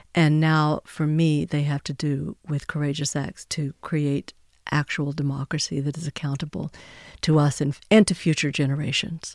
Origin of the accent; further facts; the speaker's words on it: Texas, United States; My home state of Texas